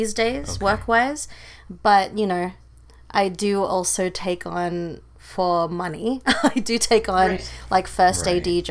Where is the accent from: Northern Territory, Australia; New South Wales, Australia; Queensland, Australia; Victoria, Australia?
New South Wales, Australia; Sydney; moved away as an adult; also born or lived in Philippines / New York; now in Los Angeles, United States; I am from Sydney, Australia, originally born in the Philippines, but raised in Australia until I was 18